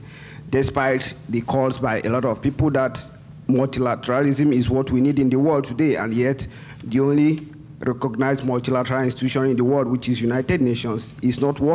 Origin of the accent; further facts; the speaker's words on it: Nigeria; I'm from Nigeria